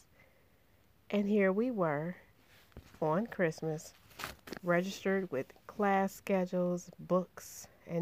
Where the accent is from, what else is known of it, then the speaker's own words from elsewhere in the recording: Chicago, Illinois, United States; I grew up in Inglewood, the largest and one of the most disenfranchised neighborhoods on Chicago's South Side